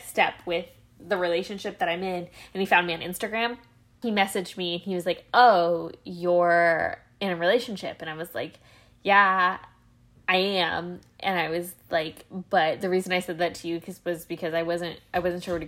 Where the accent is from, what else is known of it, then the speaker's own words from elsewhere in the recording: Midwest, United States; we grew up in the Midwest